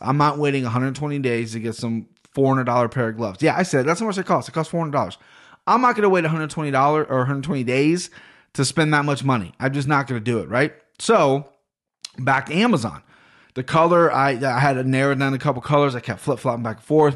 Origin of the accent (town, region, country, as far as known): Cincinnati, Ohio, United States